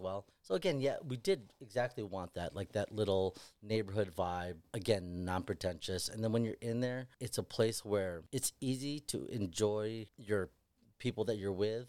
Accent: Chicago, Illinois, United States; we're all Chicago guys.

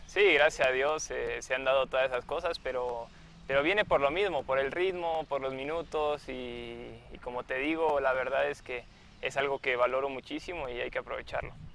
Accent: Mexico; also born or lived in Argentina; yo nací allá, eh, me considero más mexicano porque desde los dos años eh, estoy acá, me crié acá.

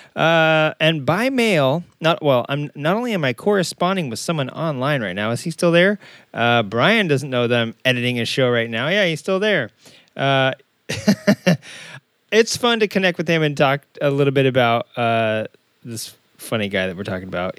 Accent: Arkansas, United States; also born or lived in Southern California; now in California, United States; I'm originally from Arkansas

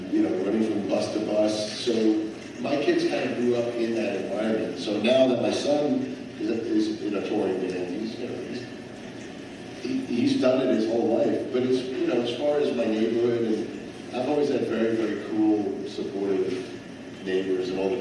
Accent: New York, United States; moved away as an adult; now in Pennsylvania, United States; I grew up in New York about 20 years ago.

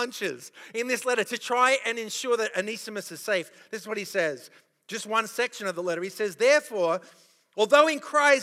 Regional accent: Australia; accent: Australian; moved away

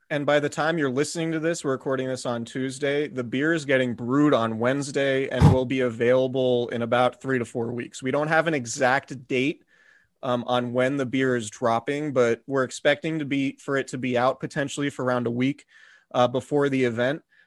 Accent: Santa Rosa, California, United States; the house I grew up in, in Santa Rosa

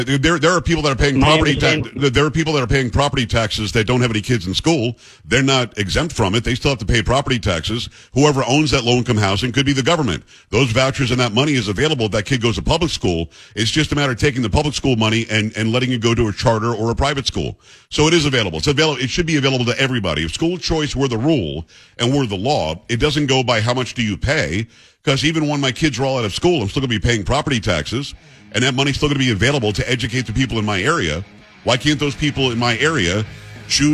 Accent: Florida, United States; now in Texas, United States; growing up in Florida, I rode the damn bus an hour each way

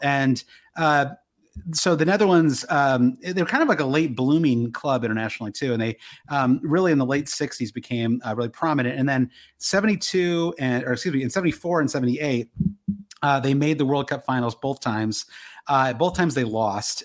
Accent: Midwest, United States; I grew up in the Midwest

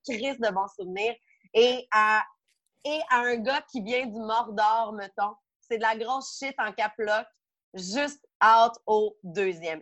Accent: Beauce-Sud, Quebec, Canada; dans Beauce-Sud, là d'où je viens.

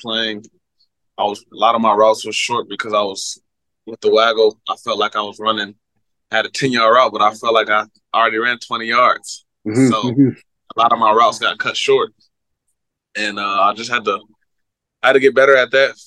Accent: Virginia, United States; moved away; I was from Virginia. Washington, D.C. was like, it's like 30, 40 minutes away from me

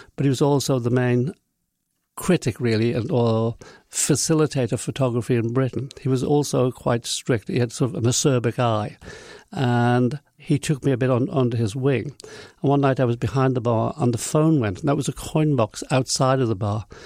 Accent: Isle of Man; moved away as an adult; also born or lived in London; when I grew up in the Isle of Man, it's very different than it is now

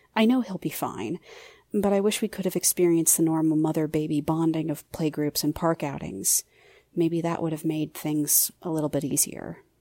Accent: Topeka, Kansas, United States; I'm from Topeka, Kansas

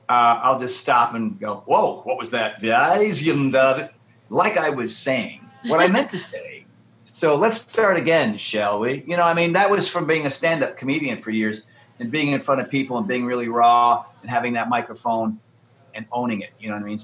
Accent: Connecticut, United States; when I was a wee lad growing up in Connecticut or on the East Coast, you know, I was a bit of a scaredy cat.

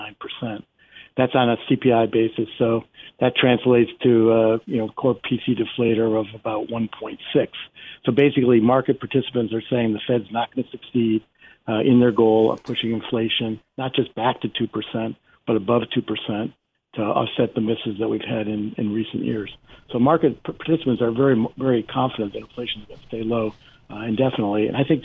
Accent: Cranford, New Jersey, United States; I mean, in my hometown, Cranford, New Jersey, two of the major restaurants have gone out of business.

